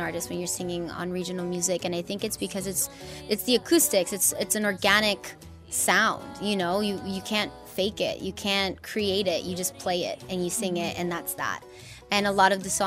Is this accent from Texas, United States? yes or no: no; Inglewood, California, United States; I'm 100% proud to be born and raised in Inglewood and to be from California, but I'm also really proud of my Mexican roots.